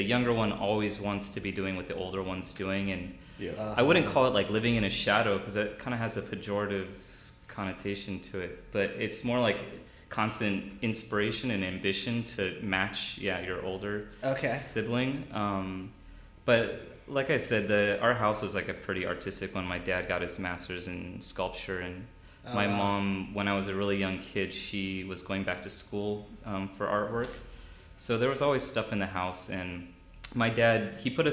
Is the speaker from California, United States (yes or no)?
yes; Long Beach, California, United States; I'm from the West Coast originally, from Long Beach in Los Angeles County.